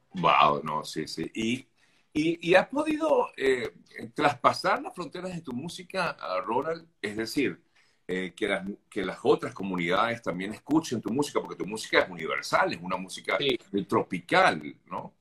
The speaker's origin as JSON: {"language": "Spanish", "country": "Venezuela"}